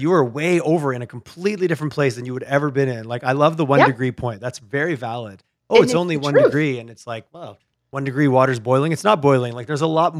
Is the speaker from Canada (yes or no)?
yes; Quebec, Canada; now in Calgary, Canada; I grew up in Quebec